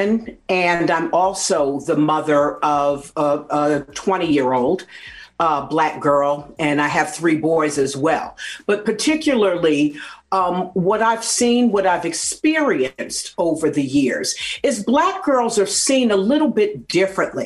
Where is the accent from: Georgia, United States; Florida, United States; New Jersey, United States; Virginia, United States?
New Jersey, United States; I grew up in New Jersey